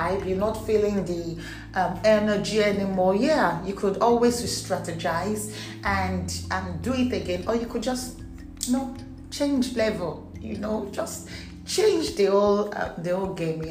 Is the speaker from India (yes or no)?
no; Nigeria; English is a second language; I wasn't born English. I'm actually Nigerian. So please expect a little hiccups in my English